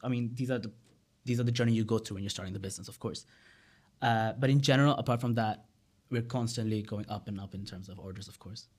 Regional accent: Bangladesh; also born or lived in United Kingdom; I was from Bangladesh

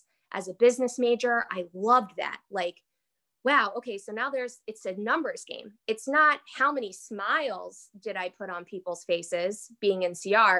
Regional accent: Philadelphia, Pennsylvania, United States; moved away as an adult; also born or lived in Washington, District of Columbia, United States; I'm from Philly originally

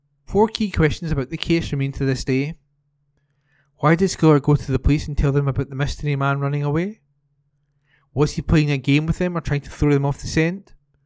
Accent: Scotland, United Kingdom; When I grew up in Huntley Drive, we used to cut through the hedge in my back garden, go through Bayside Place all the time.

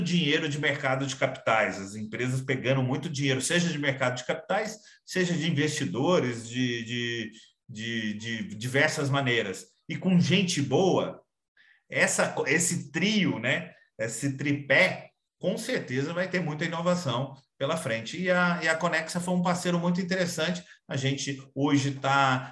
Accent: Minas Gerais, Brazil; sou mineiro

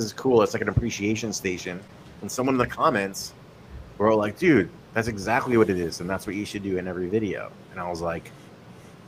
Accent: Connecticut, United States; moved away; also born or lived in New Haven, Connecticut; I grew up in Connecticut

